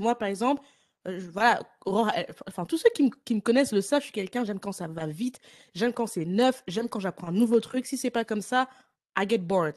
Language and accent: French; France; now in Ireland; je suis de France, même si je vis en Irlande